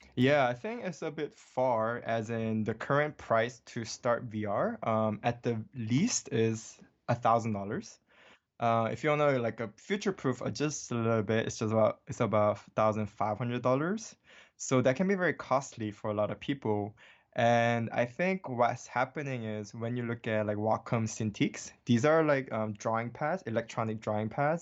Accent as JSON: {"language": "English", "region": "Hawaii", "country": "United States", "tie": "born or raised there", "also_born_or_lived": "Seoul, South Korea", "second_language": "English", "moved": "as an adult", "lives_now": "Los Angeles, United States", "said": "born in Seoul, South Korea, and I was raised in Hawaii, um, since I was eight years old"}